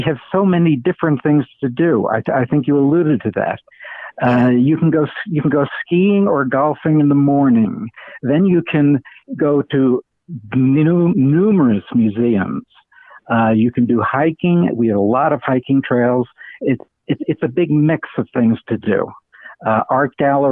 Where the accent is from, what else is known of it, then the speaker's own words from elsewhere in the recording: New Mexico, United States; I'm from New Mexico